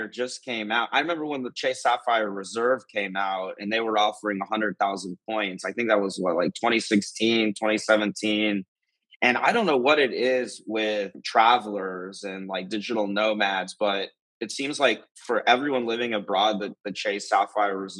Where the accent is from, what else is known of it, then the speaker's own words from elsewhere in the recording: Atlanta, Georgia, United States; moved away as an adult; I grew up in Atlanta, Georgia